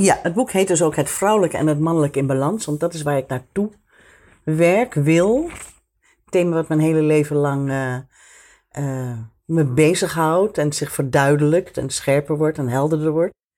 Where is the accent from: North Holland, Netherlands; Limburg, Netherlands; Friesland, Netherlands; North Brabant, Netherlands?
North Holland, Netherlands; Amsterdam; moved away; ik ben opgegroeid in Amsterdam. Zo in de jaren 50. En ehm, eh, in de Diamantbuurt.